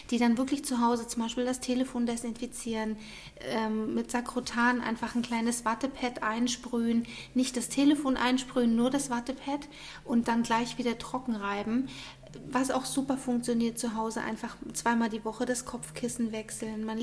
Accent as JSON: {"language": "German", "town": "Munich", "region": "Bavaria", "country": "Germany", "said": "ähm, bin aus München, bin 40 Jahre alt"}